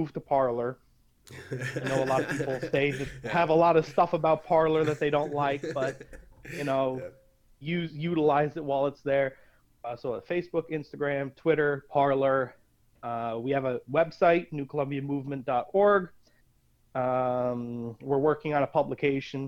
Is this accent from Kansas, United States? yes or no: no; Scranton, Pennsylvania, United States; I am from Scranton, Pennsylvania